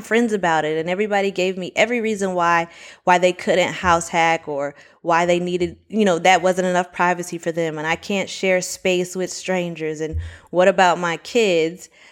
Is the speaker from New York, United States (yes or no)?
no; Miami, Florida, United States; now in Orlando, United States; I'm originally from Miami, Florida, currently living in Orlando.